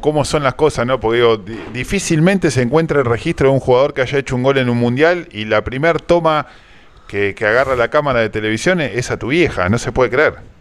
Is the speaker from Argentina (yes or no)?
yes; Argentina; nosotros como argentinos